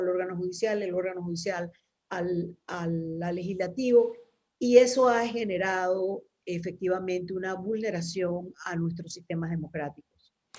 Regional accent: Panama

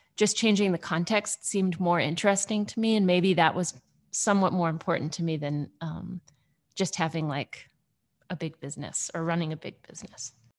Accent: Midwest, United States; moved away as an adult; also born or lived in Los Angeles / Athens, Georgia; now in Comer, United States; I grew up in the Midwest

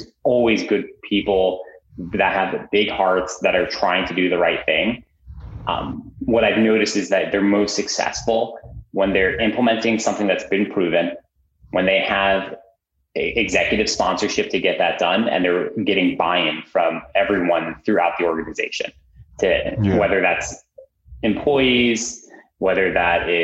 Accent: New Jersey, United States; also born or lived in Amsterdam, Netherlands; Moved to the States when I was about 3. Grew up in New Jersey.

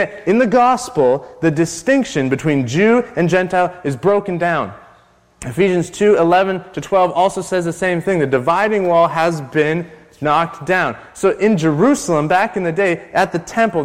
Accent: Canada; I'm still a white male Canadian

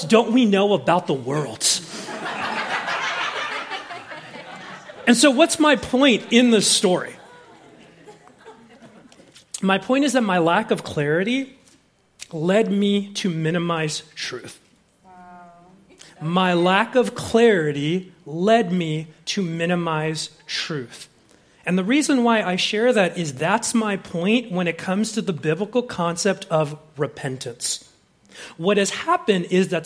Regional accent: Southern California, United States; I grew up in Southern California

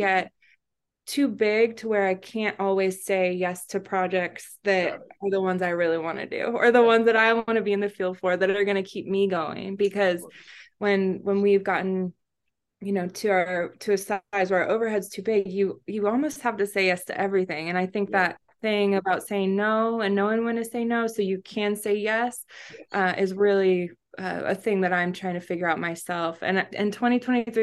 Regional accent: Florida, United States; now in Miami, United States; I grew up in Florida, but we relocated during the pandemic

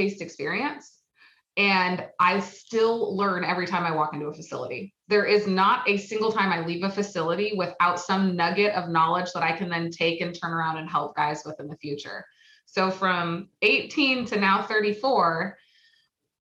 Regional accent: Oregon, United States; I am from Oregon. We get 100 degree weather twice a year

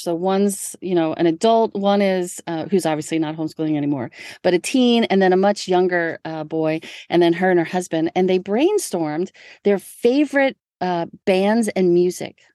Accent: New Orleans, Louisiana, United States; I'm from New Orleans

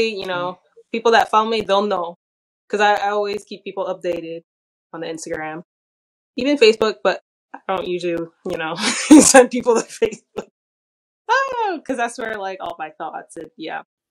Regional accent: New York City, New York, United States; I'm from the Bronx

